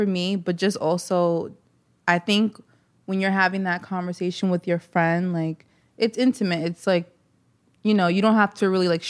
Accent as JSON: {"language": "English", "town": "New York City", "region": "New York", "country": "United States", "said": "I'm from Queens."}